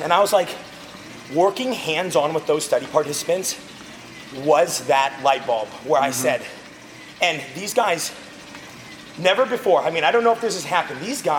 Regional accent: Visalia, California, United States; also born or lived in Fresno / Pasadena; now in Tulare, United States; I was born and raised in this area. I was born and raised in Visalia.

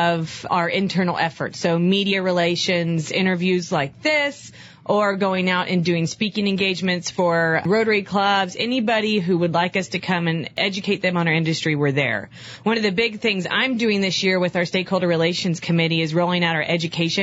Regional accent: Austin, Texas, United States; also born or lived in Houston, Texas / San Antonio, Texas; I grew up in Austin, born in Houston, lived in San Antonio for a tick in between

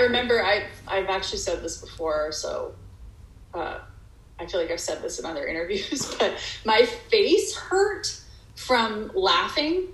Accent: Texas, United States; moved away as an adult; also born or lived in Dallas / Arkansas / Massachusetts; now in Hollywood, United States; I basically spent my entire childhood in Texas

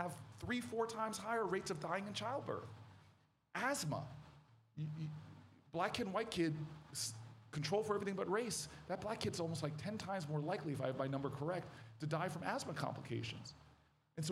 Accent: Washington, District of Columbia, United States; now in New Jersey, United States; I was born in Washington, D.C.

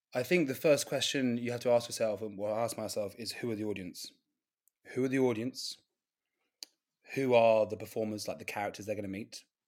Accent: Gloucestershire, the Cotswolds, South West England, United Kingdom; moved away; also born or lived in London; I'm from Gloucestershire in the Cotswolds

